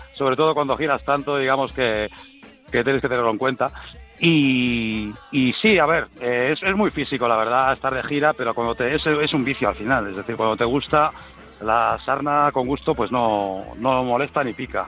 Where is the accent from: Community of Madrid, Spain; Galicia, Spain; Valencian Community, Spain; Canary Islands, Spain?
Galicia, Spain; yo soy gallego